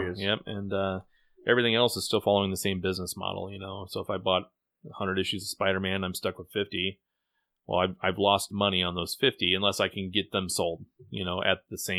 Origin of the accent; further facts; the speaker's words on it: Midwest, United States; as a Midwesterner, I certainly enjoyed it.